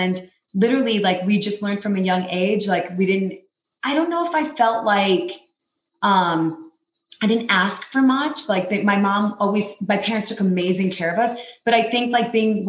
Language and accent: English; New York, United States; moved away as an adult; also born or lived in Los Angeles; now in Utah, United States; I grew up in New York, born and raised